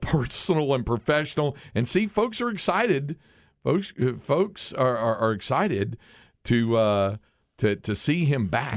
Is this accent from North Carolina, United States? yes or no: yes; North Carolina, United States; growing up in North Carolina